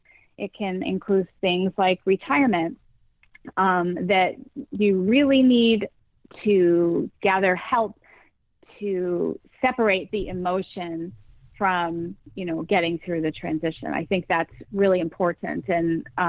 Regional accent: Massachusetts, United States; moved away as an adult; now in Tampa, United States; I'm originally from Massachusetts. I have moved 14 times during the course of our marriage.

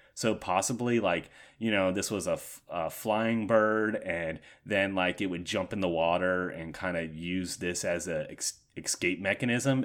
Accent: Yorktown, Virginia, United States; in Yorktown, Virginia, which is my hometown

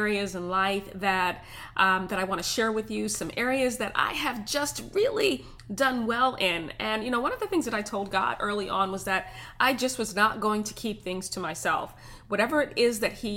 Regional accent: New York City, New York, United States; I grew up in Brooklyn, New York

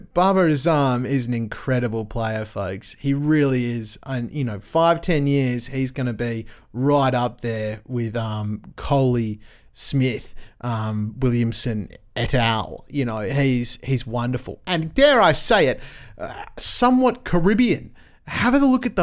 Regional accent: Australia; as an Australian

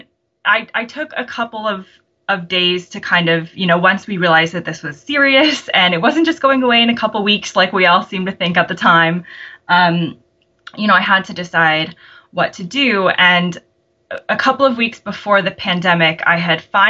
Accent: United States; moved away as an adult; now in United Kingdom; I live here now with my British husband, but am American, if your audience can't tell by my accent

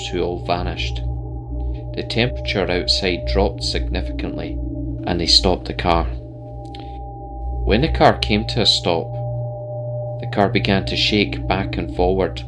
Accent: Scotland, United Kingdom; born and bred in Scotland.

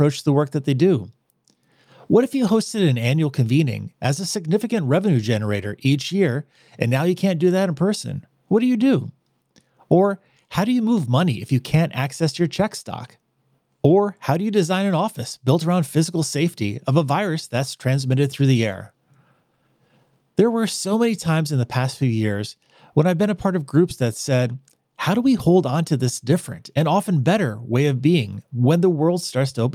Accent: Midwest, United States; now in New York City, United States; a Midwesterner who made my way to New York City

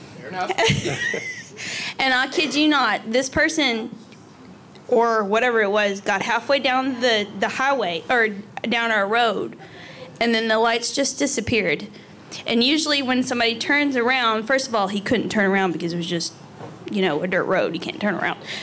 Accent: between Lovington and Tatum, near Roswell, New Mexico, United States; I grew up in between what's called Lovington and Tatum

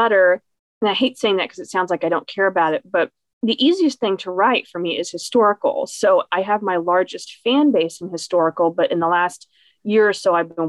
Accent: Tulsa, Oklahoma, United States; So I am from Tulsa, Oklahoma

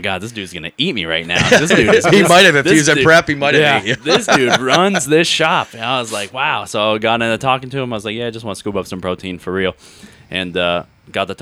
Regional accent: Wilkes-Barre, Pennsylvania, United States; moved away as an adult; now in Philadelphia, United States; I'm from Wilkes-Barre, NEPA.

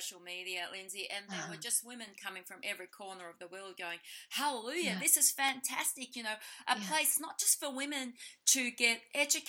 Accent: Australia; we're Aussie women

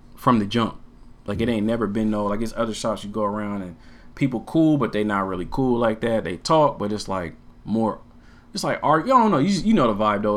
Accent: Portland, United States; also born or lived in Houston, Texas; I'm from Portland, so growing up here

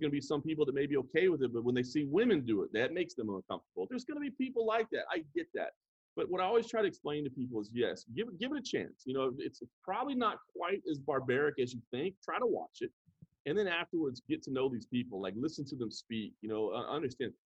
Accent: Dallas, Texas, United States; I'm from Dallas, Texas. Grew up a Cowboys fan, obviously

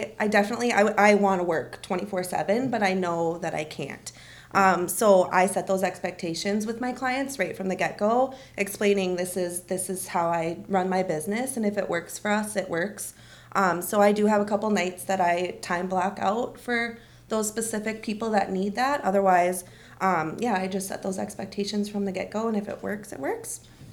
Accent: Champlin, Minnesota, United States; I'm from the Champlin area, and then I moved down to Farmington. I moved to Alabama.

